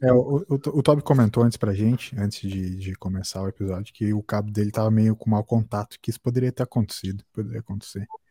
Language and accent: Portuguese; Brazil; acho muito a fuder ser brasileiro